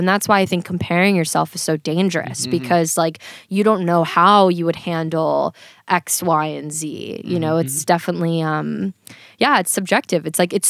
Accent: Florida, United States; now in Los Angeles, United States; I'm originally from Florida. So I lived in Florida my whole life.

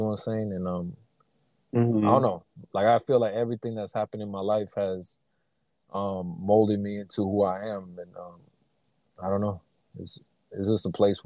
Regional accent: Sacramento, California, United States; I grew up in Sacramento, California, and in the Meadowview area

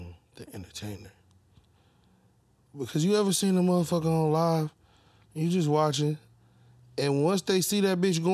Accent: Detroit, Michigan, United States; I grew up on Plymouth and Greenfield, around like Rutherford Street. I went to Brooks and Coolidge

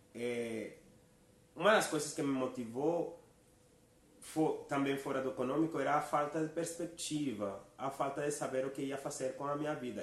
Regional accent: Venezuela; Portuguese is a second language; moved away as an adult; also born or lived in Manaus, Brazil; now in São Paulo, Brazil

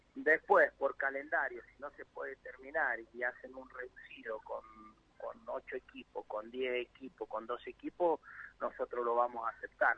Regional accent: Mendoza, Argentina; Mendoza, de donde yo soy

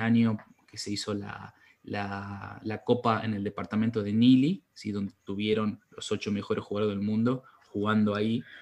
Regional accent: Salta, Argentina; nosotros somos de Salta

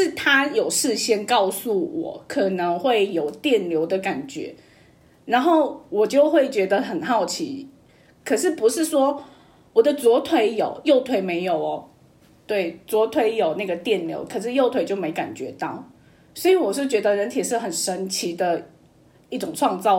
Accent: Chengdu, Sichuan, China; now in Taiwan; 我现在生活在台湾。自我介绍一下，我是来自成都

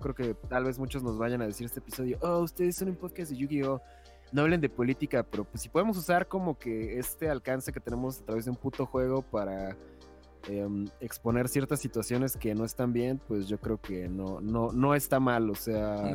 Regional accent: Mexico; en México

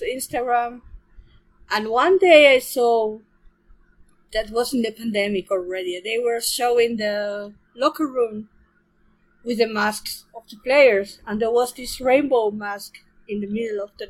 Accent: Spain; moved away as an adult; now in Germany; I come from Spain, where I live in Germany now. I've been living in Germany for 20 years

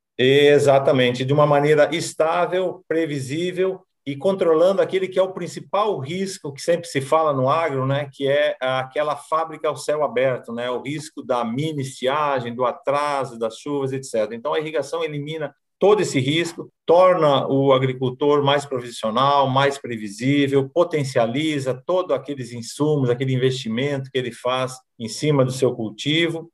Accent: Garibaldi, Rio Grande do Sul, Brazil; moved away; also born or lived in Paraná; eu sou natural de Garibaldi, Rio Grande do Sul, da Serra Gaúcha

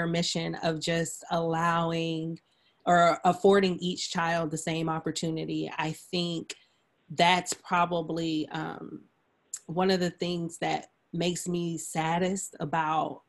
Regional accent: Stone Mountain, Georgia, United States; moved away; I grew up in Stone Mountain. And so, I went to public school, graduated from Reed Ann High School

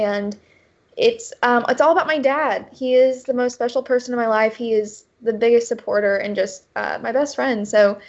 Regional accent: Columbia, Missouri, United States; moved away as an adult; also born or lived in Kansas City, Missouri; now in Nashville, United States; I'm from Columbia, Missouri originally. And then I lived in Kansas City, Missouri for 4 years after high school

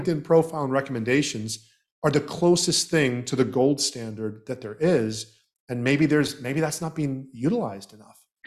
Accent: Southeast Florida, United States; also born or lived in Canada / Trinidad and Tobago; I was born in Canada and raised in Southeast Florida

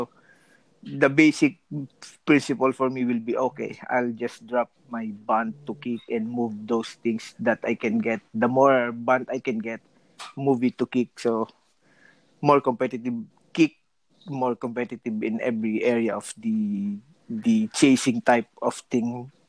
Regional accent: Italy; English is a second language; because I'm from Italy, so when I my transition from bunt, like I said, to kick, made me more love kick because of the area. I'm from Europe

